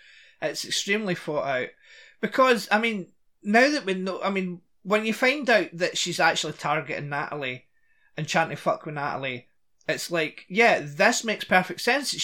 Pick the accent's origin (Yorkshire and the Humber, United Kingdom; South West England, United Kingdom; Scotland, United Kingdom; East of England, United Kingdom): Scotland, United Kingdom; I'm Scottish, but I'm Scottish